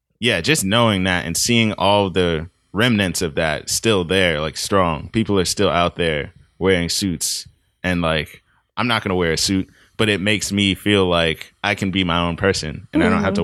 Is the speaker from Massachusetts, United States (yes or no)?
yes; Boston, Massachusetts, United States; So in Mattapan, I lived on a street with a bunch of kids